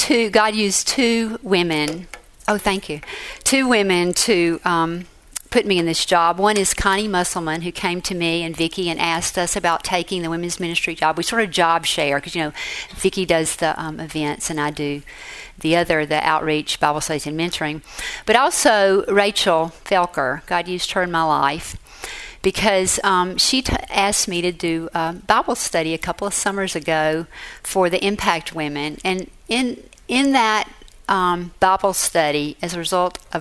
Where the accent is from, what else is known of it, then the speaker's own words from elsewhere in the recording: Mississippi, United States; moved away as an adult; also born or lived in Boston; My home state is Mississippi